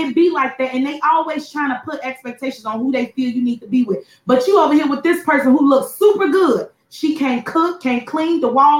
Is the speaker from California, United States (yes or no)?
no; Chicago, Illinois, United States; moved away as an adult; now in Houston, United States; I was born and raised in Chicago too.